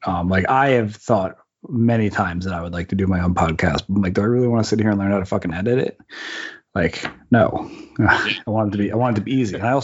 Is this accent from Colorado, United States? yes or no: no; New Jersey, United States; I grew up in New Jersey across the bay from the south tip of Manhattan where the World Trade Center